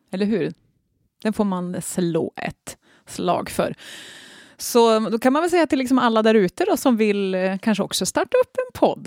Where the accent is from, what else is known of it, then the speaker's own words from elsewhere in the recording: Norrland, Sweden; accent: Norrland dialect; min egen dialekt och på något vis min, min, min norrländska identitet